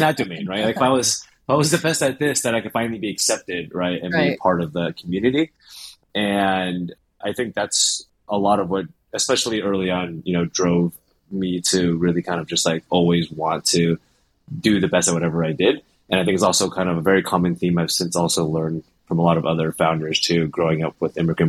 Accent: Cupertino, California, United States; I grew up in the Bay Area, in Cupertino

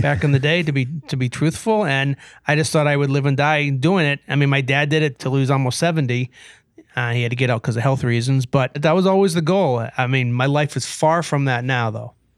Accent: Brockton, Massachusetts, United States; now in Waltham, United States; I grew up in Brockton, Sioux City, by the way, and, uh, I live in Waltham

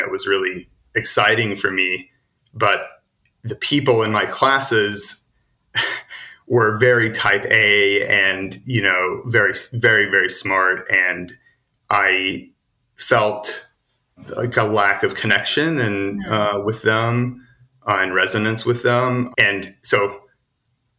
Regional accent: Chattanooga, Tennessee, United States; moved away as an adult; also born or lived in Boulder, Colorado; now in San Francisco, United States; eventually ended back in my hometown, Chattanooga, Tennessee

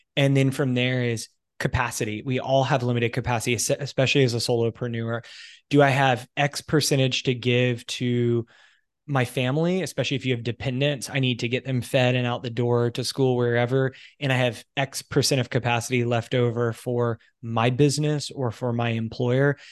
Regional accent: United States; moved away as an adult; also born or lived in United Kingdom / Italy; now in Canada; I'm American, I'm currently living in Canada

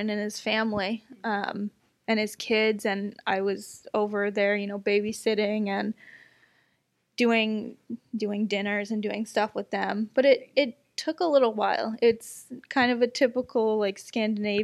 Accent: United States; I'm American

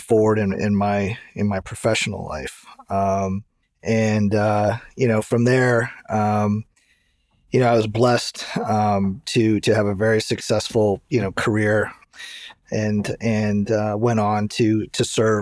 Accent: Santa Clara, California, United States; also born or lived in East Lansing, Michigan; I grew up in Santa Clara

